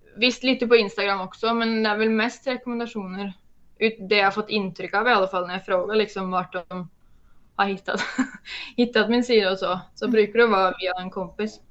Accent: Norway; accent: Norwegian; jag är norsk

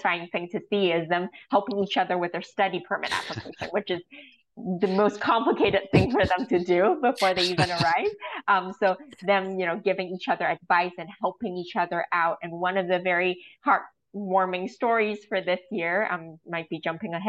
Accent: Hong Kong; I'm from Hong Kong

